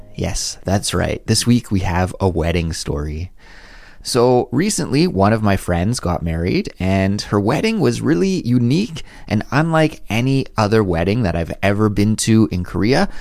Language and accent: English; near Vancouver, British Columbia, Canada; I grew up in Canada, very close to Vancouver, and I've spent a lot of time there.